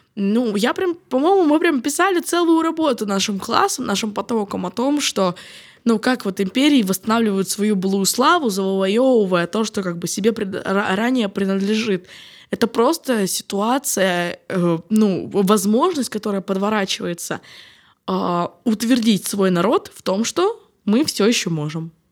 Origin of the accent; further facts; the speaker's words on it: Ukraine; now in Rome, Italy; я из Украины, потому что я снова представляюсь как украинка